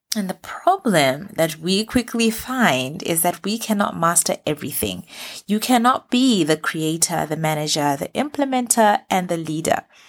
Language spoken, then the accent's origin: English; Botswana; moved away as an adult; now in Middle East; I've run businesses in the Middle East where I've lived for the past ten years, as well as in my home country, Botswana